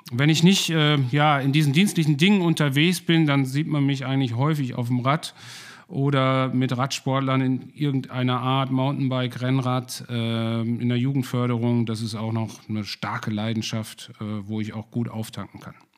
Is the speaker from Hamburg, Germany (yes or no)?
no; Ruhr area, North Rhine-Westphalia, Germany; ich komme aus dem Ruhrpott, bin hier in der Nähe aufgewachsen